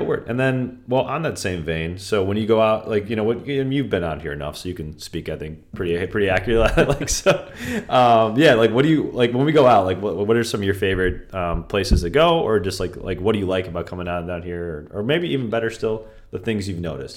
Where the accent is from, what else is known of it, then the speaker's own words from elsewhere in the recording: Vernon Hills, Illinois, United States; now in Palos Verdes, United States; I grew up with him in Vernon Hills forever